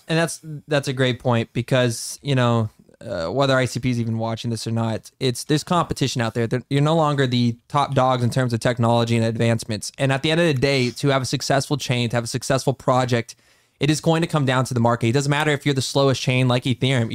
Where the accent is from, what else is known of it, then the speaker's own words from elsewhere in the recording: United States; as the American population